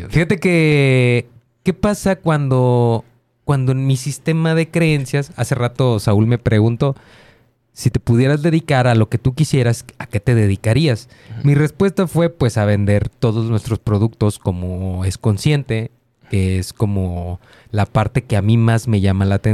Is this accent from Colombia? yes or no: no; Ukraine; Spanish is a second language; yo nací en, la URSS y de repente, pues ya soy ucraniano.